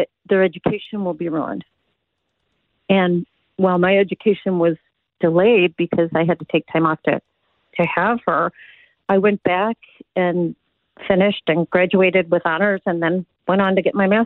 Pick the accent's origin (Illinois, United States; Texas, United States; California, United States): Illinois, United States; Chicago; I grew up in Chicago